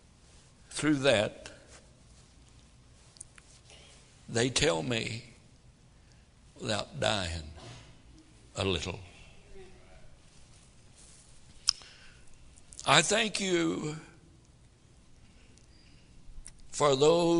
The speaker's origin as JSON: {"language": "English", "country": "United States", "said": "As an American"}